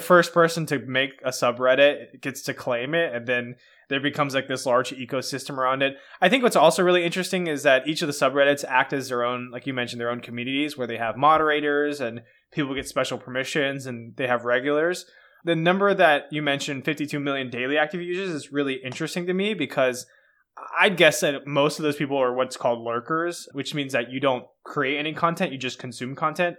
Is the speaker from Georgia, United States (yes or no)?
yes; Atlanta, Georgia, United States; I'm from Atlanta